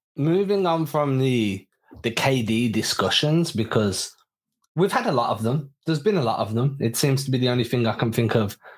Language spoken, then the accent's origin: English; England, United Kingdom; We're English